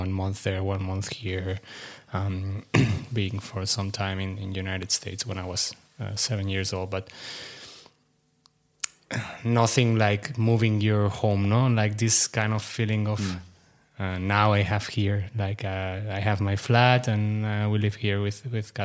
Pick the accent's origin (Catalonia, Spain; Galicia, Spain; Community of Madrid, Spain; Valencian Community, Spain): Catalonia, Spain; Sabadell; moved away as an adult; also born or lived in Frankfurt, Germany; now in Athens, Greece; So I'm originally from Barcelona, actually close by to Barcelona from Sabadell, which is a city close by.